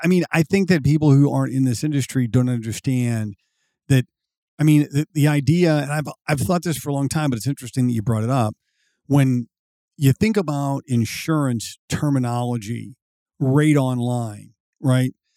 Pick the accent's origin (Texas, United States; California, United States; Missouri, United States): Missouri, United States; I was born and raised in Missouri